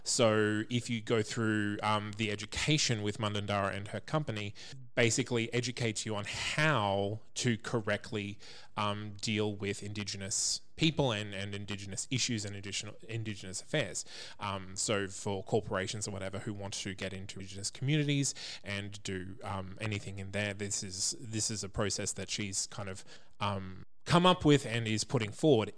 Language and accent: English; Australia; as an Australian person myself